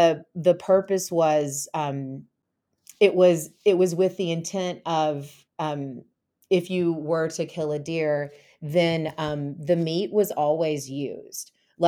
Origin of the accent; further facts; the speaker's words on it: the South, United States; So basically, growing up in the South and growing up in a really rural area, hunting was really popular.